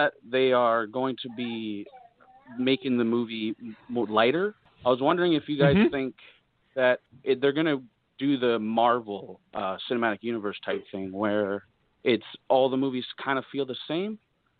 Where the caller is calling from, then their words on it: British Columbia, Canada; British Columbia, Canada.